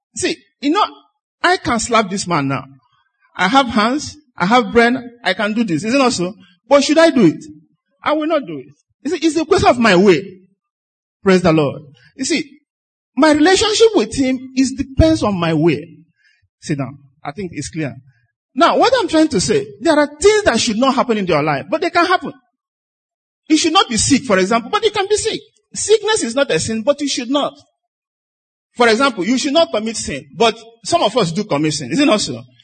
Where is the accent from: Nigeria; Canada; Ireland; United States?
Nigeria; I'm a Nigerian